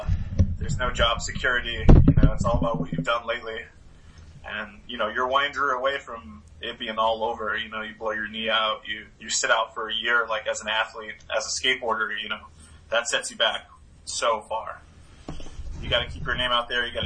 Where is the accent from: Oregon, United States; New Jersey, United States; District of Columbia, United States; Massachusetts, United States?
Massachusetts, United States; Stow; from Stowe, Massachusetts.